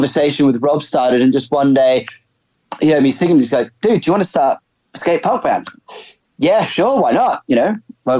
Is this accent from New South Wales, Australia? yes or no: no; Brisbane, Queensland, Australia; now in England; I was actually born in England. My parents immigrated to Australia when I was about six. And so I grew up in Brisbane.